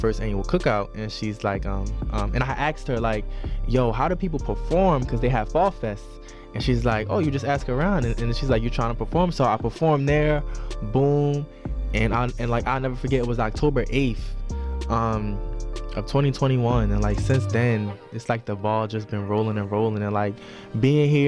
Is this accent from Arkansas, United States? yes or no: no; Baltimore, Maryland, United States; moved away; growing up in Baltimore, for real. I mean, it was good. It was a good experience for me. Like that's where like all my family is from.